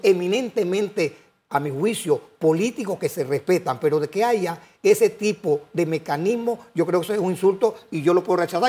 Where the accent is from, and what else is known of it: Panama